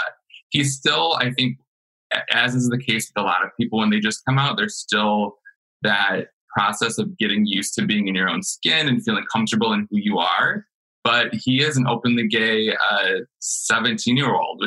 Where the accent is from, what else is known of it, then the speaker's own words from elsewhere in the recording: Clio, Michigan, United States; I am from Clio, Michigan